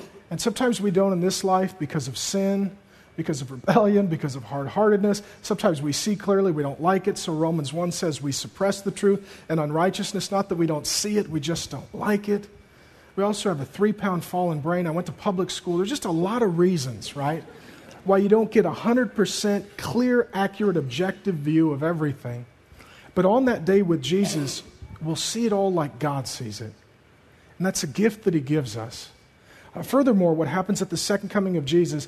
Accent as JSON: {"language": "English", "town": "Seattle", "region": "Washington", "country": "United States", "tie": "born or raised there", "said": "growing up in Seattle, going to high school"}